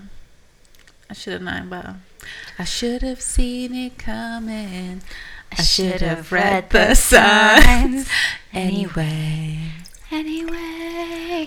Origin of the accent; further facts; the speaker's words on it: Birmingham, West Midlands, United Kingdom; I was from Birmingham